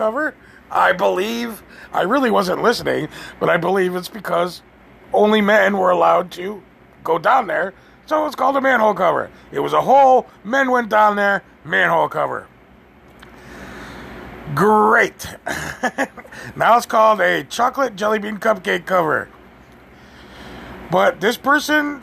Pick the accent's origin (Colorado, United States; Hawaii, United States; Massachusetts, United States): Massachusetts, United States; Western; I'm from Western Massachusetts